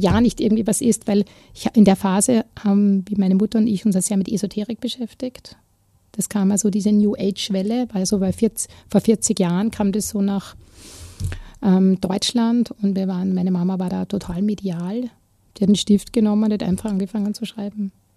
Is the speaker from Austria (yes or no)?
yes; Vienna, Austria; also born or lived in Klosterneuburg; ich bin ja in Wien aufgewachsen, im Rande, im Randbezirk, im 19. Bezirk